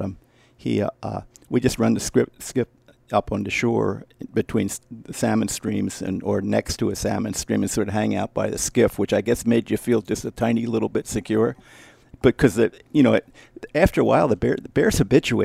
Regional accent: East Coast, United States; moved away; I'm from the East Coast

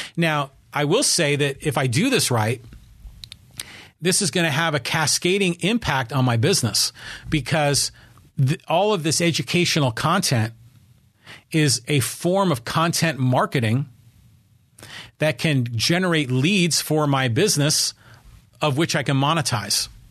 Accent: Poway, California, United States; my hometown

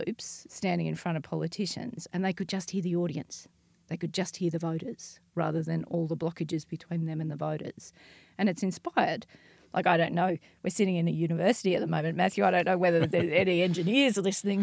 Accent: Ireland; I'm Irish

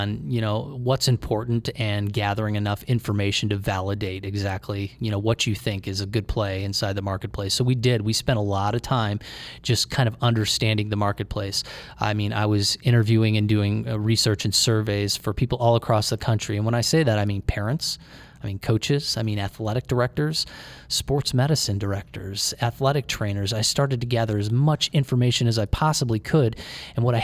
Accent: Cleveland, Ohio, United States; We grew up in Cleveland

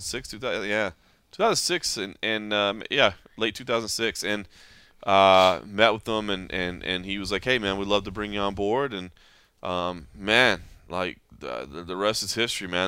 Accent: Texas, United States; moved away as an adult; also born or lived in Oklahoma / Kentucky / Dayton, Ohio; I grew up in Texas

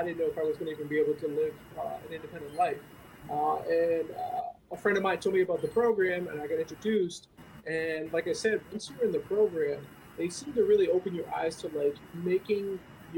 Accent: East Greenwich, Rhode Island, United States; I'm from East Greenwich, Rhode Island, New Englander

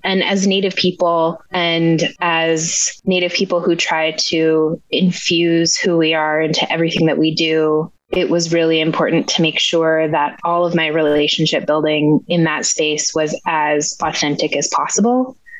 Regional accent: Bethel, Alaska, United States; I was born and raised here in Bethel, graduated from high school here

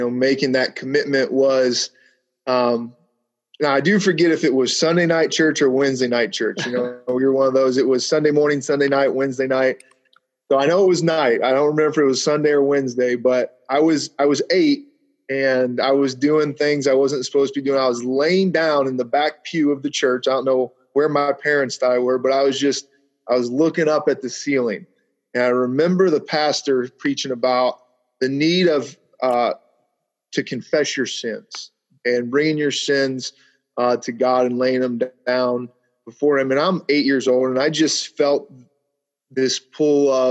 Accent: Mentor, Ohio, United States; I'm originally from the Cleveland area, a suburb east of Cleveland called Mentor, Ohio. Pretty big suburb there.

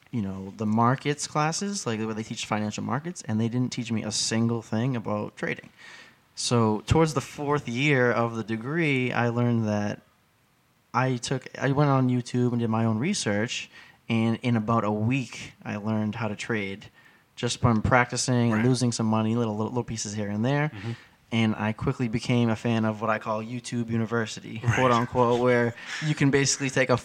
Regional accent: Lynn, Massachusetts, United States; Born and raised in Lynn

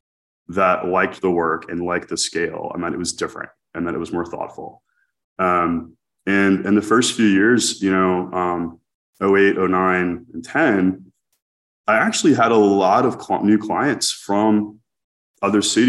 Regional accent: New Orleans, Louisiana, United States; now in Dallas, United States; I grew up in New Orleans

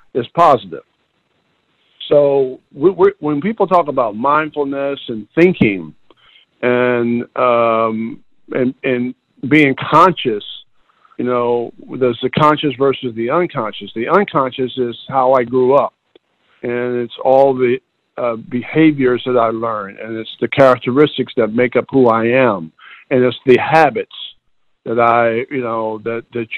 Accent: Whitesboro, New Jersey, United States; Grew up in a small town called Whitesboro, New Jersey

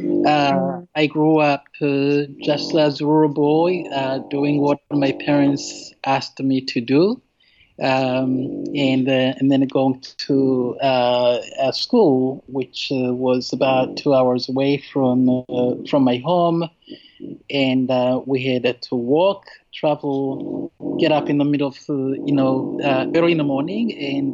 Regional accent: Burundi; English is a second language; moved away as an adult; now in United States; I was born and raised in Burundi, and came here when I was 22, and it's been 26 years in the United States

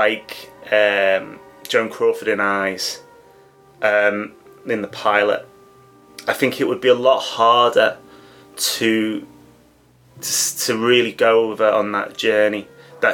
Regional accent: England, United Kingdom; as an Englishman

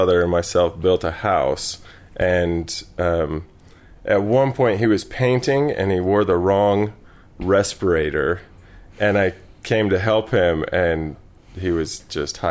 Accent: West Bountiful, Utah, United States; I grew up in West Bountiful. In fact, I lived my first, 29 years in Davis County

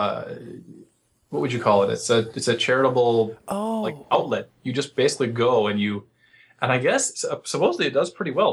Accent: Chicago, Illinois, United States; I'm from Chicago.

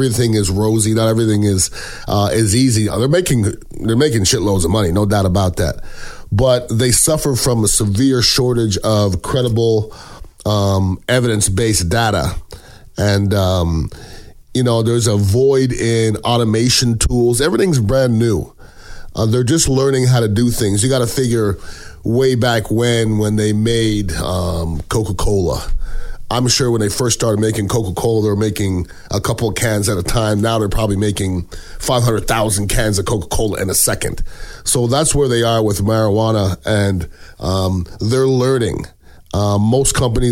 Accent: Canada; now in United States; I am Canadian born, I am American citizen.

